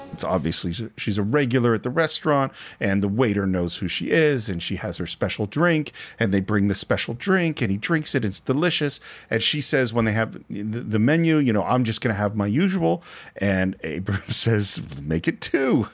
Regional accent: California, United States; growing up in California at the time that I've grown up

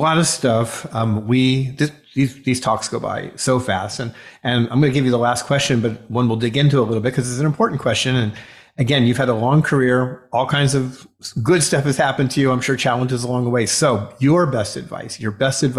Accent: South Florida, United States; I grew up in South Florida

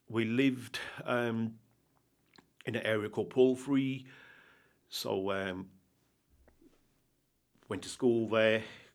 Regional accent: Walsall, West Midlands, United Kingdom; I was born in 1973, born and bred in Walsall.

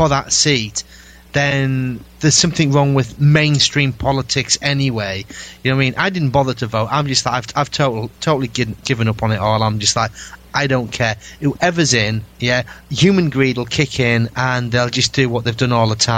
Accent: United Kingdom; being British

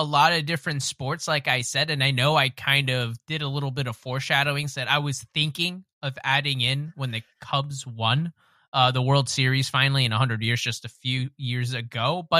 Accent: Philadelphia, Pennsylvania, United States; I grew up in Philadelphia. I am a Philadelphia trash through and through

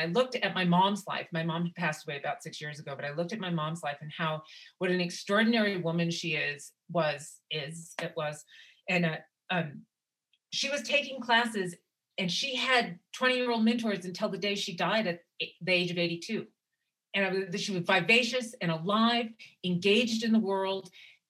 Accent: Wyoming, United States; because like I said, I grew up amongst up in Wyoming, and what my aunties did for me and how much they taught me.

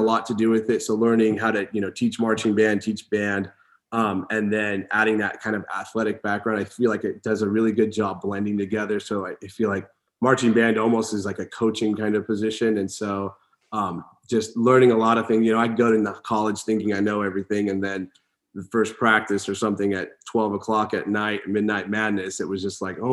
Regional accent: Porterville, California, United States; I grew up in Porterville, played high school

